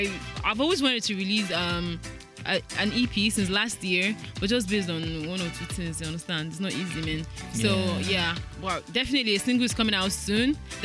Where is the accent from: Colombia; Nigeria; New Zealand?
Nigeria; Ogun State; Yeah, I'm a Muslim. I hail from Ogun State. I'm a Yoruba girl.